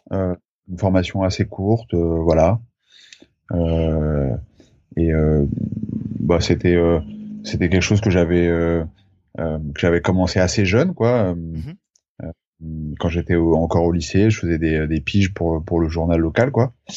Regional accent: Charente, near Angoulême, Nouvelle-Aquitaine, France; moved away as an adult; also born or lived in Brittany; j'ai grandi en Charente, à côté d'Angoulême

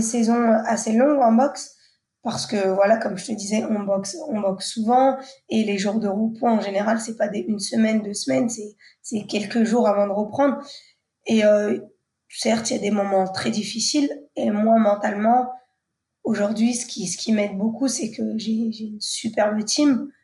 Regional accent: Le Havre, Normandy, France; je viens du Havre, donc de Normandie où euh, j'ai grandi la plus grande partie de, de, ma vie

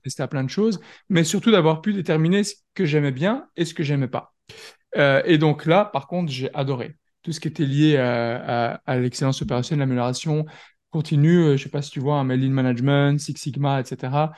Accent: France; now in Belgium; je suis français, mais je suis basé en Belgique

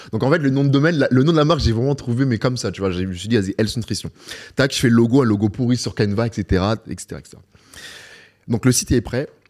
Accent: Beauvais, Hauts-de-France, France; moved away as an adult; now in Dubai, United Arab Emirates; ma ville natale, à Beauvais

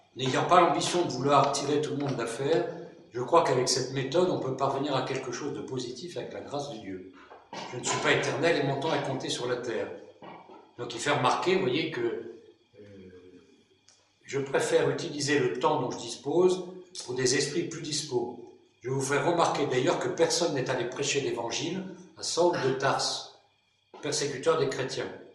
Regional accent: Brittany, France; je suis breton.

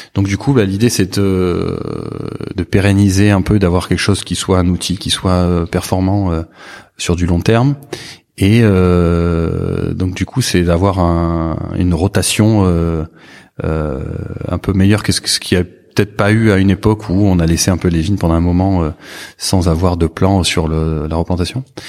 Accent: Saint-Émilion, Nouvelle-Aquitaine, France; also born or lived in Bordeaux / Libourne; j'ai grandi ici. Je suis né à, à Bordeaux.

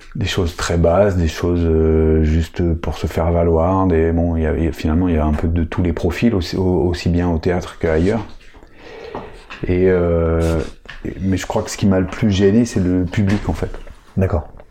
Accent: Paris, Île-de-France, France; moved away; je suis parisien, donc ma famille est à Paris, euh, mes attaches sont à Paris

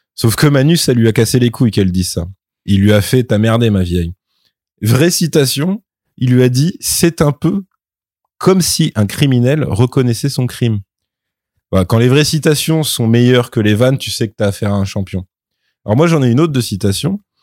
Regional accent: France; en tant que Français

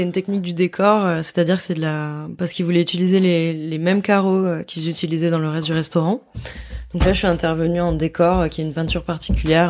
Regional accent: between Girona and Barcelona, Catalonia, Spain; entre Gérone et Barcelone, qui est là d'où je viens. En fait, je suis catalane

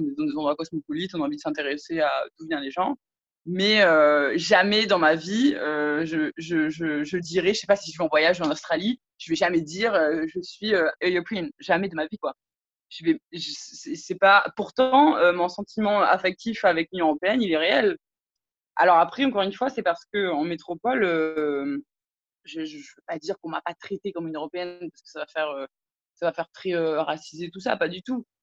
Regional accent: French Polynesia; moved away as an adult; now in Martinique; je suis polynésienne, je suis née en Polynésie, j'ai grandi en Polynésie

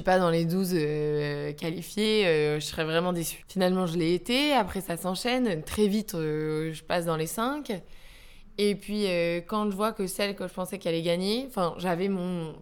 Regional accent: Calais, Hauts-de-France, France; je viens de Calais et j'ai vécu toutes ces usines qui fermaient

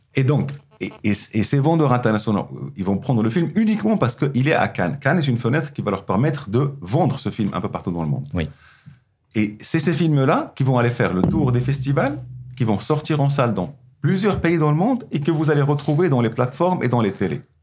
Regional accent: Morocco; moved away as an adult; quand j'ai quitté le Maroc la première fois, j'avais 23 ans, j'avais jamais voyagé avant à l'extérieur du Maroc

